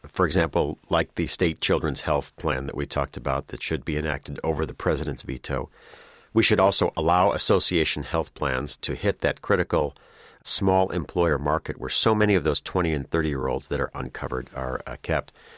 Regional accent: Illinois, United States; my home state of Illinois

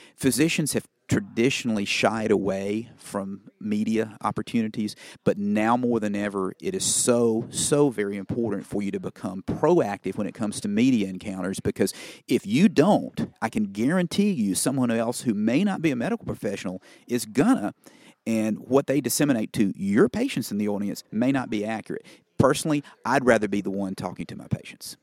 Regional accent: Cleveland, Mississippi, United States; my hometown of Cleveland, Mississippi. where I now practice

